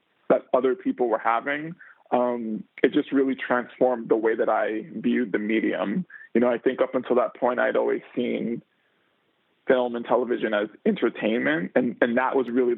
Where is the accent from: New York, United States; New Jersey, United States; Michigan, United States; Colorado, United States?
New York, United States; New York City; I grew up in New York City, grew up in the Bronx in the 80s.